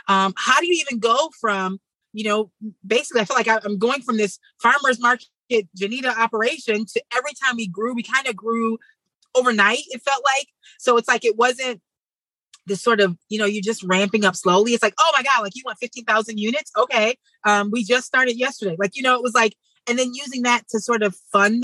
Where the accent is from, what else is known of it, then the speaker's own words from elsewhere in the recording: Midwest, United States; growing up in the Midwest in the city